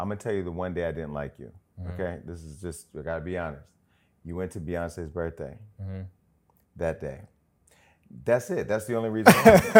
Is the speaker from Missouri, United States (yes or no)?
no; Pontiac, Michigan, United States; I come from Pontiac, I come from humble beginnings.